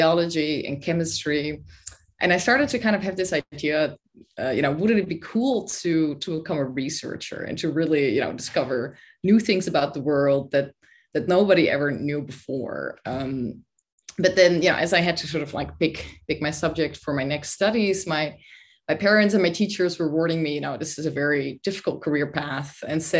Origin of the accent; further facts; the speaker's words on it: Netherlands; moved away as an adult; also born or lived in Sweden / Oxford, United Kingdom; I'm originally from the Netherlands